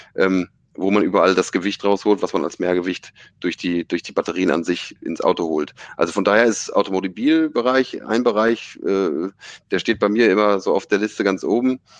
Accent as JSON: {"language": "German", "area": "Stade region", "region": "Lower Saxony", "country": "Germany", "said": "eigentlich komme ich aus der Region Stade"}